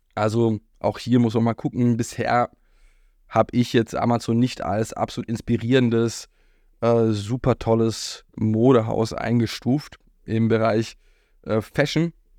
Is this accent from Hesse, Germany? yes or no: no; Berlin, Germany; Berlin, wo ich aufgewachsen bin